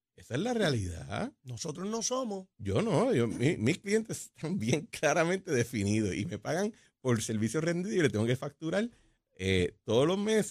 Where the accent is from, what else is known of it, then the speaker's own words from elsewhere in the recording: Puerto Rico; como los puertorriqueños siempre hacemos